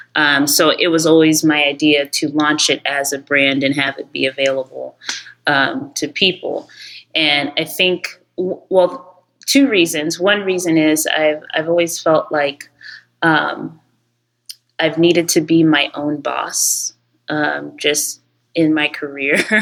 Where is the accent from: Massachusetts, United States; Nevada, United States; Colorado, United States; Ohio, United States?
Ohio, United States; moved away as an adult; also born or lived in New York; I'm actually Nigerian. Um, I was born and raised in Ohio